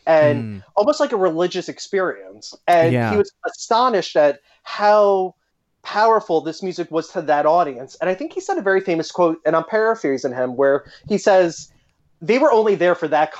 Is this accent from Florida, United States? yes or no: no; Long Island, New York, United States; I'm from Long Island